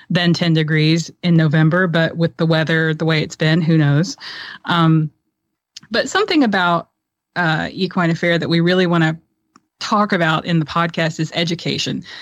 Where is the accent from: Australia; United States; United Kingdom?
United States; Tennessee; I'm a I'm a girl from Tennessee.